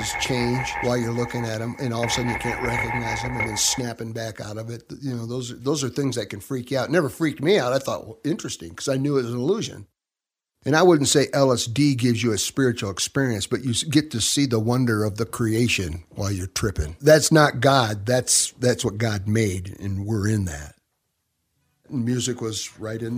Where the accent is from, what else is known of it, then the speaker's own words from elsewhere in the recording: Grand Rapids, Michigan, United States; also born or lived in northern Arizona; now in Arizona, United States; I was born in Michigan, Grand Rapids, Michigan. And grew up on the Great Lakes